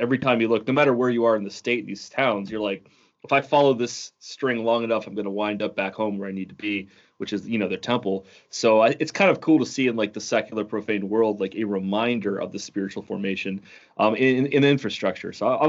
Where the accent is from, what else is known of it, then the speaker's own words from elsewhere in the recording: Ohio, United States; And I'm coming from Ohio, where, you know, the biggest mountain is probably some like pothole in the road that he's paved over.